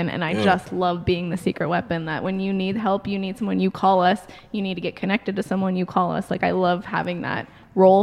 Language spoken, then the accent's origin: English; Billings, Montana, United States; We're from Billings.